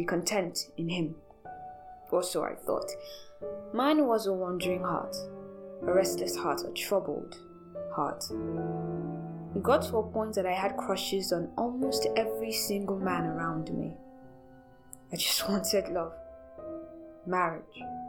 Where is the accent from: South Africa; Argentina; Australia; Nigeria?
Nigeria; As a Nigerian spoken word artist